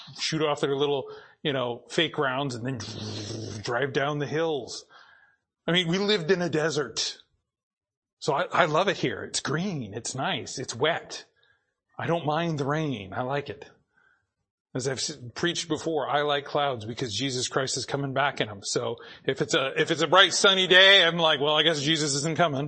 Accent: Boise, Idaho, United States; now in Ridgefield, United States; I grew up in Boise.

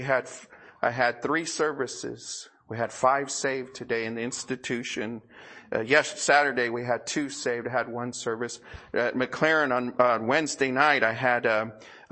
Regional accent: United States; here in America

